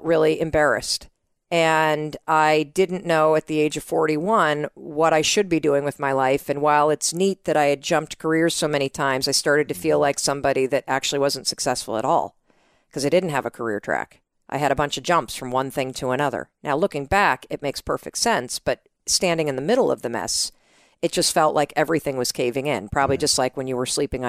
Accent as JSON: {"language": "English", "town": "North Muskegon", "region": "Michigan", "country": "United States", "said": "I'm from North Muskegon, Michigan."}